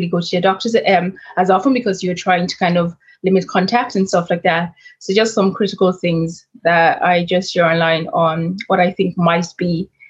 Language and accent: English; Nigeria; so I'm Nigerian and Irish. I was born in Nigeria, and growing up in Nigeria